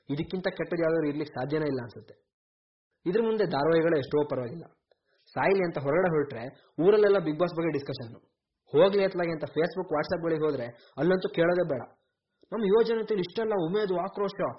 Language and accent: Kannada; Koppa, Karnataka, India; ನಮ್ಮೂರು ಕೊಪ್ಪದಲ್ಲೇ